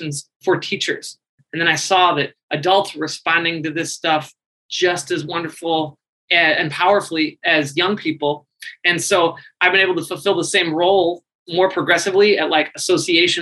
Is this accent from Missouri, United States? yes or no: yes; St. Louis, Missouri, United States; moved away as an adult; also born or lived in Chicago / Japan; I'm from St. Louis. I wanted to explore life outside of St. Louis.